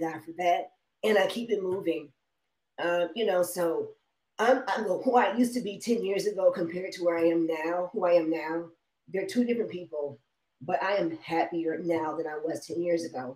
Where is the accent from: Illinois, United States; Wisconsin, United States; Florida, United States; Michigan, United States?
Michigan, United States; Detroit; now in Las Vegas, United States; I'm from Detroit